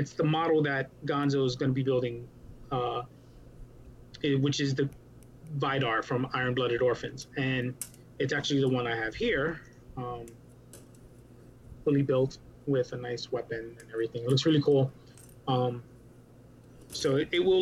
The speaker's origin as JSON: {"language": "English", "town": "New York City", "region": "New York", "country": "United States", "also_born_or_lived": "Puerto Rico (ancestry)", "moved": "as an adult", "lives_now": "Florida, United States", "said": "I am from New York City. So we were the epicenter for COVID. We decided we didn't like that, so we kicked it to Florida"}